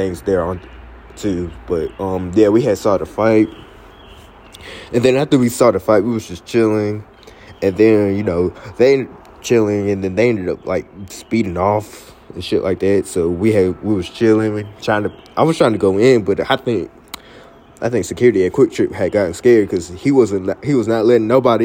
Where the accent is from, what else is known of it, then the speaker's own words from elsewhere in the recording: Cary, North Carolina, United States; also born or lived in Pembroke, North Carolina; my hometown